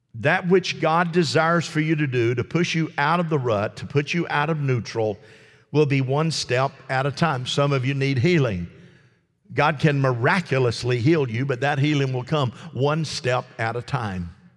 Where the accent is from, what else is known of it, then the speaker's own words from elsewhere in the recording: United States; as an American